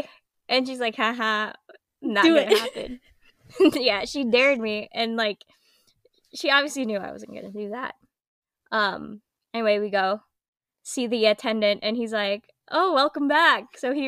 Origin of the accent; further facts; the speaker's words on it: Philippines; moved away; growing up in the Philippines.